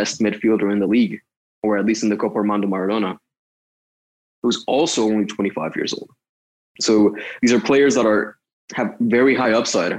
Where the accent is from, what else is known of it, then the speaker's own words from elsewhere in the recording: Dallas, Texas, United States; moved away as an adult; also born or lived in Austin, Texas; I'm from Dallas, so I watched a little bit of FC Dallas here and there